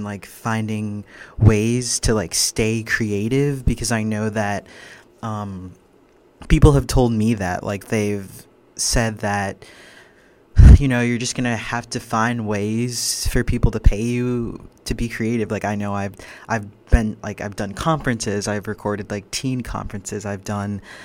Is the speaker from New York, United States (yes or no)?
no; just outside of Boston, Massachusetts, United States; I grew up just outside of Boston.